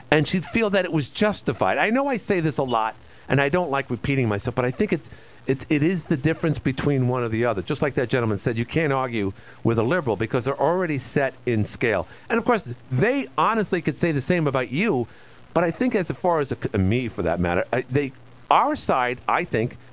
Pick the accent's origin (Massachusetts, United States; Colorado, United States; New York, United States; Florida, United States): New York, United States; New York City; growing up in New York